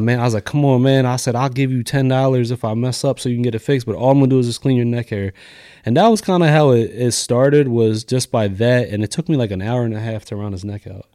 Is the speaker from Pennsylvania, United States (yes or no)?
yes; Lancaster, Pennsylvania, United States; also born or lived in New York; I grew up in Lancaster City, went to McCaskey